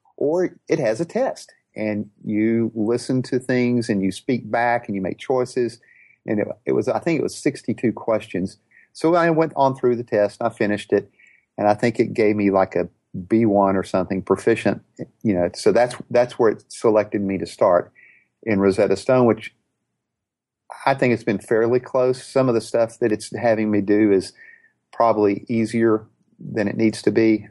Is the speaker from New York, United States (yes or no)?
no; Houston, Texas, United States; I'm from Houston, Texas